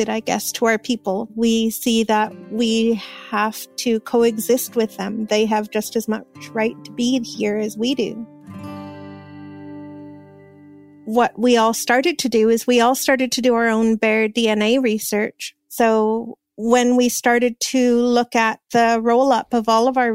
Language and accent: English; Wuikinuxv Nation, British Columbia, Canada; I'm from the Uyukinuk Nation